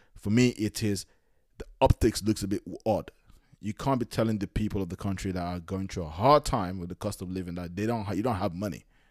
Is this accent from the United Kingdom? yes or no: yes; London, United Kingdom; as a Nigerian that was born in London, but, like, but grew up in London